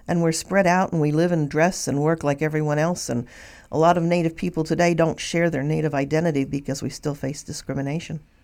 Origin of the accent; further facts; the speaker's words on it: Pennsylvania, United States; I'm a Lenape descendant from Pennsylvania.